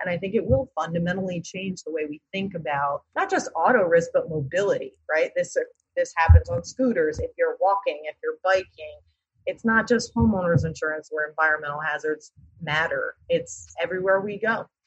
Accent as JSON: {"language": "English", "town": "Hartford", "region": "Connecticut", "country": "United States", "tie": "born or raised there", "said": "I grew up in Hartford"}